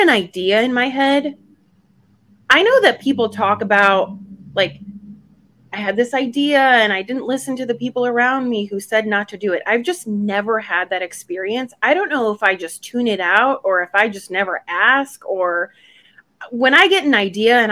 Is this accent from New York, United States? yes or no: yes; Buffalo, New York, United States; also born or lived in Gdańsk, Poland; still in second and third grade, I grew up in Buffalo, New York